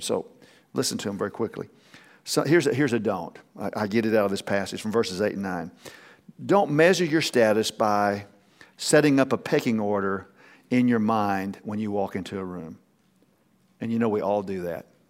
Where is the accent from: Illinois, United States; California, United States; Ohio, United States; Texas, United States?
Texas, United States; I'm from Texas